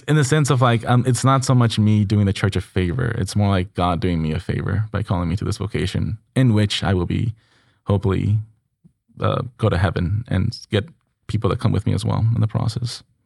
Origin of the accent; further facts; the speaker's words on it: Mexico; moved away; back in my hometown